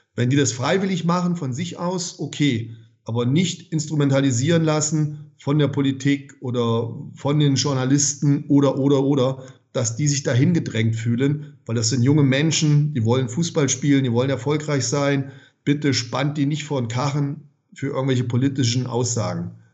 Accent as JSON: {"language": "German", "country": "Germany", "said": "Bei uns in Deutschland"}